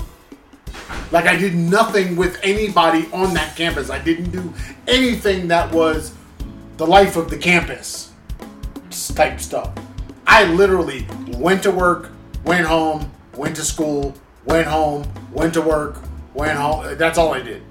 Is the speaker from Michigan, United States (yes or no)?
yes; Lansing, Michigan, United States; I was born in Lansing